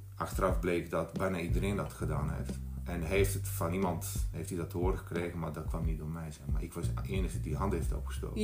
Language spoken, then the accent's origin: Dutch; Bosnia & Herzegovina; Dutch is a second language; moved away as an adult; now in Netherlands; ik was 19 toen ik naar Nederland kwam uit Bosnië, 1993 was dat